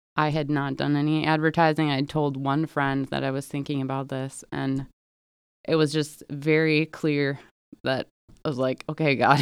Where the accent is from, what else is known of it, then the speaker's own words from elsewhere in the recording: Milwaukee, Wisconsin, United States; moved away; I am originally from the Milwaukee area